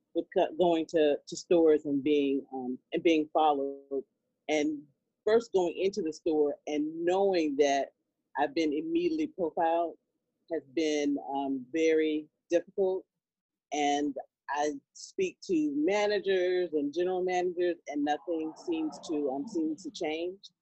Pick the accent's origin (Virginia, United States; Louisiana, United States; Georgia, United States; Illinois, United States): Virginia, United States; I'm from Virginia